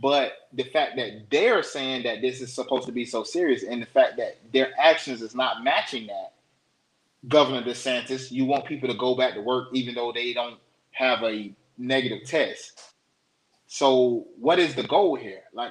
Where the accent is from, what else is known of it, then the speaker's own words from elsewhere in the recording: Florida, United States; moved away; Florida, my home state